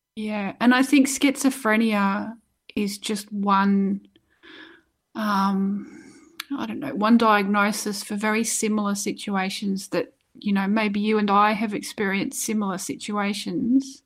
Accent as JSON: {"language": "English", "town": "Doveton", "region": "Victoria", "country": "Australia", "tie": "born or raised there", "also_born_or_lived": "Wales, United Kingdom", "said": "I actually grew up in a place called Doveton, which is in Victoria"}